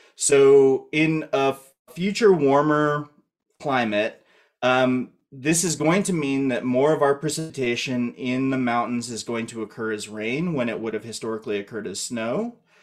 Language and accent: English; Colorado, United States; moved away; also born or lived in Idaho; I'm from Colorado originally